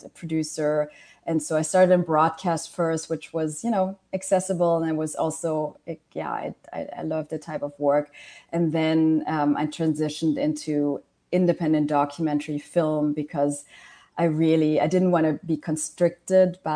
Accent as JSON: {"language": "English", "country": "Germany", "tie": "born or raised there", "also_born_or_lived": "Malaysia / Washington, D.C.", "moved": "as an adult", "said": "I was born in Malaysia, I grew up in Germany"}